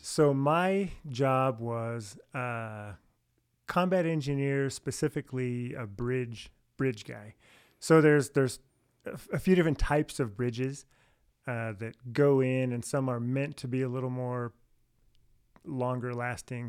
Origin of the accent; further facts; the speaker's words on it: San Jose, California, United States; I'm from San Jose, California. I have what two brothers, one sister. Uh, we r- grew up all right there